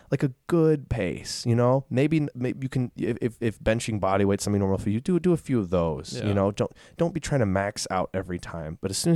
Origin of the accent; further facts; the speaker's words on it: Chicago, Illinois, United States; my family, we're all from Chicago.